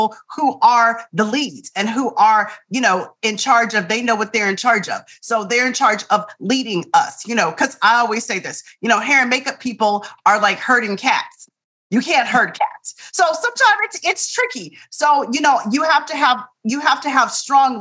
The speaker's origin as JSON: {"language": "English", "town": "Tempe", "region": "Arizona", "country": "United States", "tie": "born or raised there", "said": "I'm from Tempe, Arizona. It's hot in the summer times."}